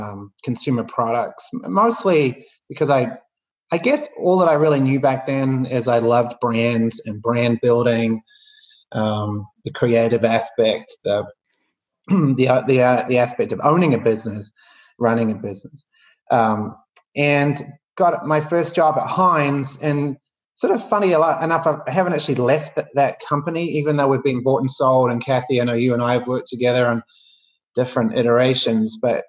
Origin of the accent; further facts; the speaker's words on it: New Zealand; moved away; I you can probably tell by the accent, or I think it's softening, but I grew up in New Zealand, and you know, at a somewhat early age, realized that in a country of what was then 4 million people, you know, the opportunities were a little limited